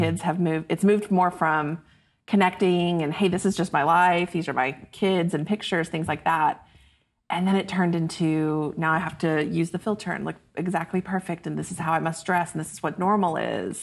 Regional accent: Choctaw, Oklahoma, United States; moved away as an adult; now in Dallas, United States; I grew up just outside Oklahoma City

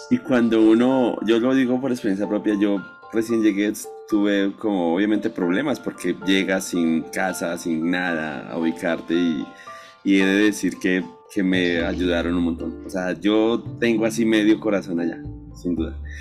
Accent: Colombia; a veces nosotros los colombianos

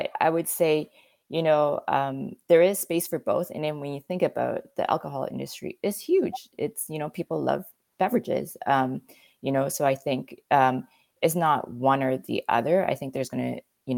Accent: Canada; you're asking a Canadian

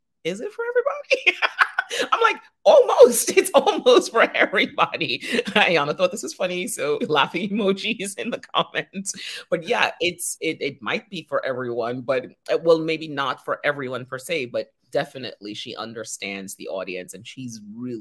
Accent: Trinidad & Tobago; We're from Trinidad

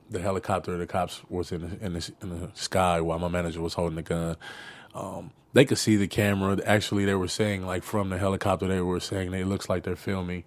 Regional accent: Los Angeles, California, United States; I come from South Central

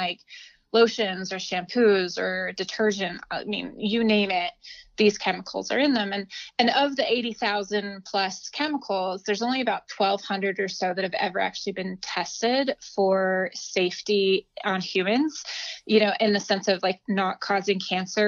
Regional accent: Albuquerque, New Mexico, United States; moved away as an adult; also born or lived in Los Angeles / New York; I grew up in Albuquerque, New Mexico, which is where I live now.

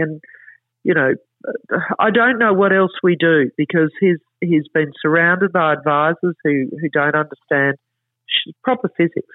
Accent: Queensland, Australia

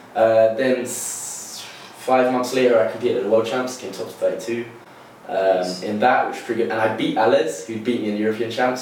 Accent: Broadstairs, South East England, United Kingdom; now in London, United Kingdom; I'm originally from Southeast Kent, in a place called Broadstairs

